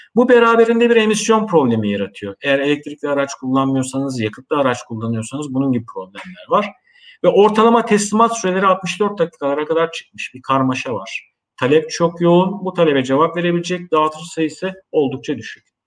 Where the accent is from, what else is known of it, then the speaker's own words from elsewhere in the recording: Eskişehir, Turkey; moved away as an adult; also born or lived in Istanbul; 22 Nisan e, 1970 Eskişehir doğumluyum.